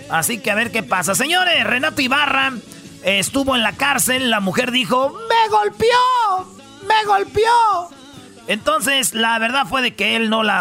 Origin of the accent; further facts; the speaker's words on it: Michoacán, Mexico; Yo voy a votar porque soy de Michoacán por los buques.